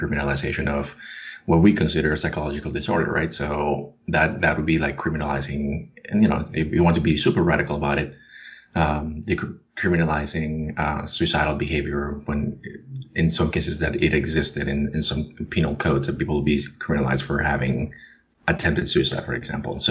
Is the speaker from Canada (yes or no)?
no; Colombia; now in United States; I was born and raised in Colombia, and I moved to the U.S.